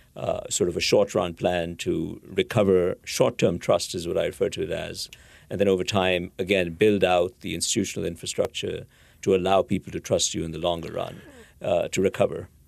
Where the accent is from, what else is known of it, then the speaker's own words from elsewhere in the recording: India; moved away; I grew up in India